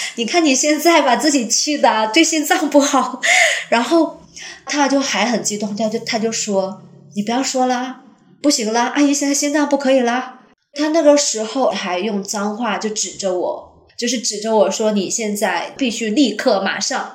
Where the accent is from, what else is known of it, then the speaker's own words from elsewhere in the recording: Jilin, China; moved away as an adult; now in Singapore; 我是八零后。目前我的职业是一位教师，我的老家是来自吉林东北。我现在身处新加坡，我来新加坡十三年了